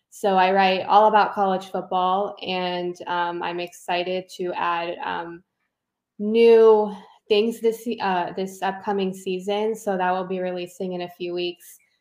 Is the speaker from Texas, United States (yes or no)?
no; Southern California, United States; I grew up in Southern California